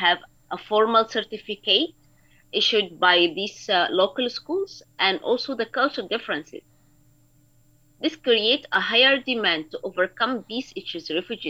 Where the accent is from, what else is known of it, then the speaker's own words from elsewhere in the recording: Sudan; moved away as an adult; now in Indonesia; I'm a dentist with the experience for 9 years, and I'm originally from Sudan.